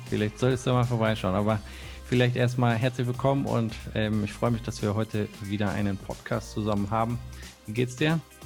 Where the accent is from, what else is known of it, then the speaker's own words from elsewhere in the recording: Bremen, Germany; ich komme ja aus der Nähe von Bremen und meine Klassenkameraden, die hatten zum Teil wirklich einen langen Weg aus Worpswede ähm, zu unserer Schule